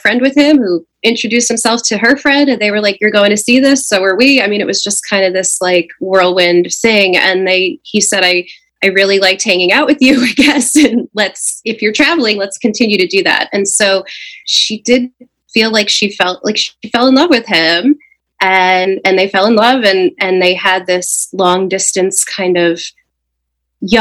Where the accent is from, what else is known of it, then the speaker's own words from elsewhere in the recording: New Jersey, United States; I'm 41 years old and I'm from New Jersey